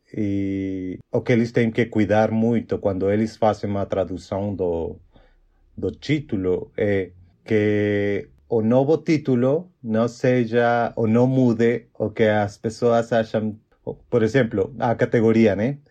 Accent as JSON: {"language": "Portuguese", "country": "Mexico", "also_born_or_lived": "Chihuahua, Mexico", "second_language": "Portuguese", "said": "eu sou mexicano, como já o Lavo falou, e eu tenho 29 anos. E, bom, eu moro numa cidade chamada Chihuahua, no norte do México"}